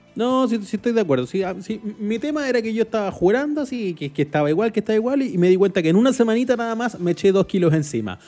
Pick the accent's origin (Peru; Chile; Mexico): Chile